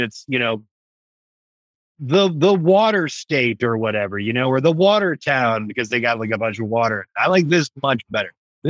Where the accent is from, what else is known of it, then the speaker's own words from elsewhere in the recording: Allen Park, Michigan, United States; moved away; my hometown